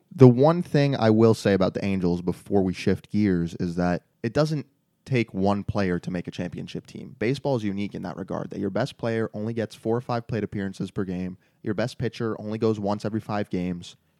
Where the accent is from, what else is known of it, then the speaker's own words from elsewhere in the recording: New York, United States; growing up in New York